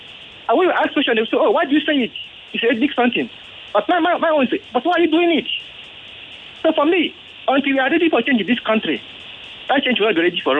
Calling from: Ojo, Lagos, Nigeria; I'm calling from Ojo.

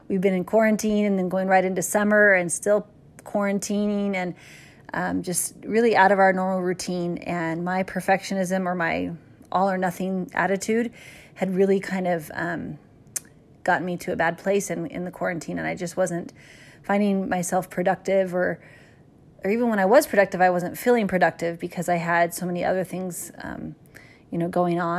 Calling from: Lindon, Utah, United States; I'm calling in from Linden, Utah

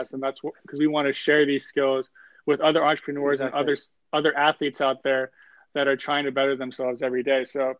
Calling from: Los Angeles, California, United States; I'm calling in from Los Angeles, California.

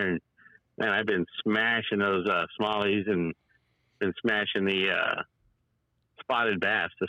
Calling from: California, United States; It's … out here in California.

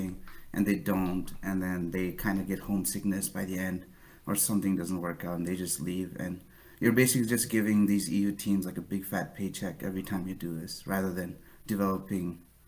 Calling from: New Hampshire, United States; New Hampshire.

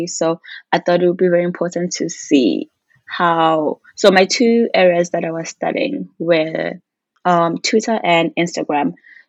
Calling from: Toronto, Ontario, Canada

